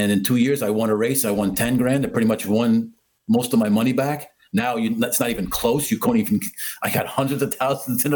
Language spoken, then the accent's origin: English; New York City, New York, United States; moved away as an adult; now in New Jersey, United States; I was born in Queens, New York, and this is how we talk